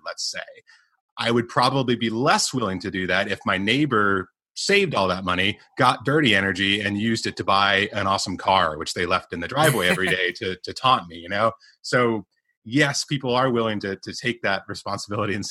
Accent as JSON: {"language": "English", "country": "United States", "moved": "yes", "said": "I'm American. I come from this, you know, land of the free sort of thing"}